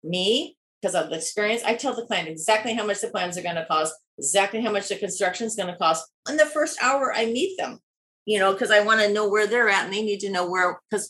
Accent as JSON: {"language": "English", "region": "Midwest", "country": "United States", "said": "Maybe it's because we're from the Midwest, but that part's easy."}